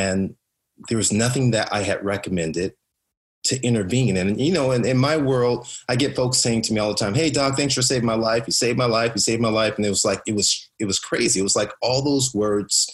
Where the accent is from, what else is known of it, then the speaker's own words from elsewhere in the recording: Compton, California, United States; I grew up in Compton, which is in South Central Los Angeles.